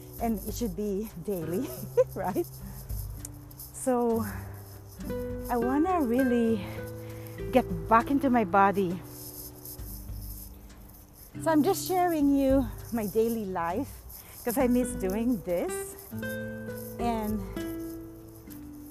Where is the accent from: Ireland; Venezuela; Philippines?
Philippines; Manila, Metro Manila; moved away; When I grew up in Manila